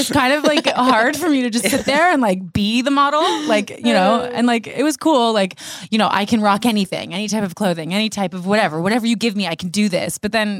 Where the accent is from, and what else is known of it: Hamilton, Ontario, Canada; born or raised there; moved away